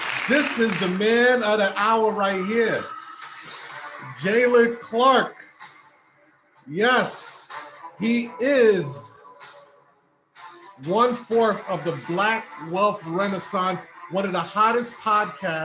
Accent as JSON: {"language": "English", "country": "Haiti", "said": "I'm Haitian"}